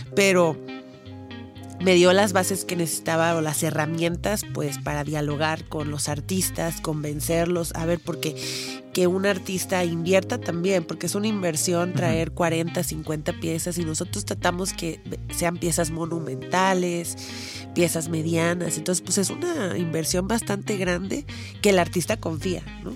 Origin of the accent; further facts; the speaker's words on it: Poza Rica, Veracruz, Mexico; moved away; Yo soy de Poza Rica